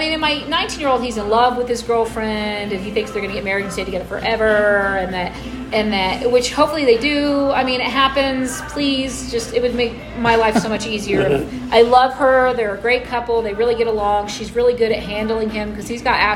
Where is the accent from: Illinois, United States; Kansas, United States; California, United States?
Kansas, United States; Wichita; Wichita, Kansas